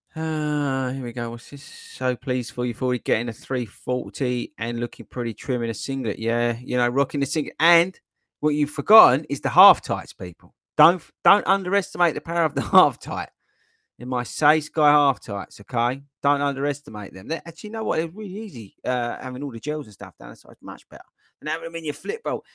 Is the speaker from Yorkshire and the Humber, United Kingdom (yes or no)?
no; Essex, East of England, United Kingdom; I'm from Essex. Well, I wasn't born in Essex, but I was dragged up in Essex